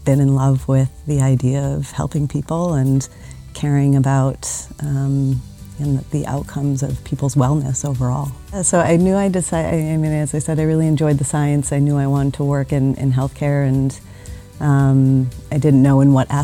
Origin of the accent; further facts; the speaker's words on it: Chicago, Illinois, United States; moved away as an adult; now in Switzerland; I'm from Chicago originally